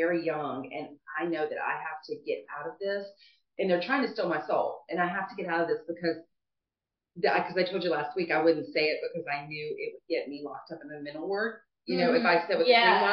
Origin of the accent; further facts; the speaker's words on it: Virginia, United States; I'm a Virginia girl